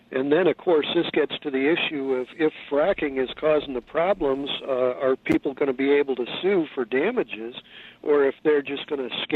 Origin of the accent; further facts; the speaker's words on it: Missouri, United States; I was brought up